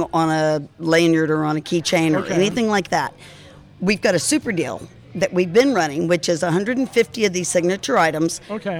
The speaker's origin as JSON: {"language": "English", "region": "Alaska", "country": "United States", "said": "Alaska, my home state"}